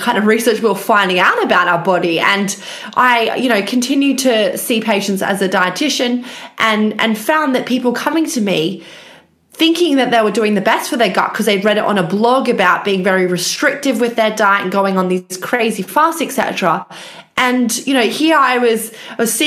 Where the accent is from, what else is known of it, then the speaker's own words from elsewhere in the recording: Australia; moved away as an adult; now in United Kingdom; I actually am Australian, but ended up in the UK after finishing my PhD